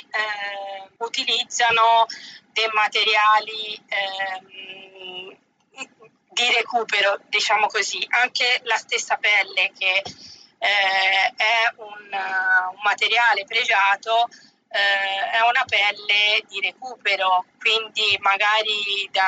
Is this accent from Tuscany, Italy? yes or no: yes; Pietrasanta, Tuscany, Italy; vengo, vengo da Pietrasanta, provincia di Lucca, quindi in Toscana.